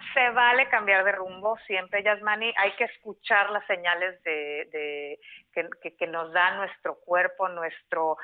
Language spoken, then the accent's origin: Spanish; Mexicali, Baja California, Mexico; moved away as an adult; now in San Diego, United States; Yo soy de Mexicali, Baja California, México. Eh, ahí nací, crecí, hice la mayor parte de mi vida